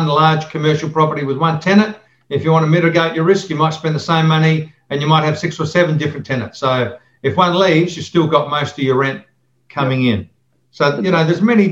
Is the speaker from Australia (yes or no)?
yes; Adelaide, South Australia, Australia; I grew up in Torrensville and I'm still here